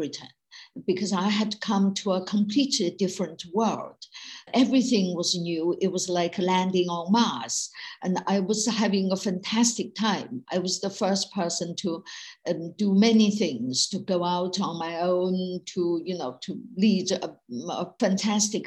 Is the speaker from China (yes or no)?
yes; China; born or raised there; moved away as an adult